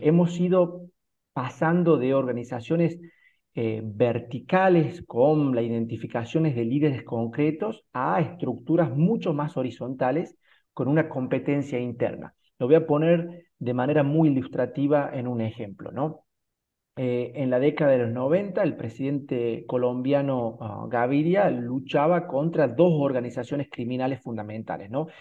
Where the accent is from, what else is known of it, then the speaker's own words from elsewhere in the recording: Argentina; nosotros como argentinos